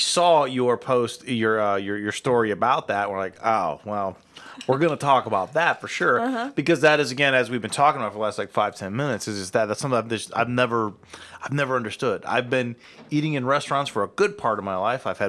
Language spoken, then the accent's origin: English; Akron, Ohio, United States; I'm from Akron